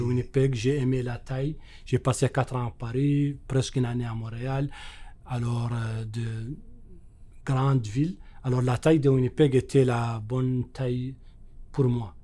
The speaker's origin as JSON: {"language": "French", "country": "Mauritania", "moved": "as an adult", "lives_now": "Manitoba, Canada", "said": "chez moi en Mauritanie"}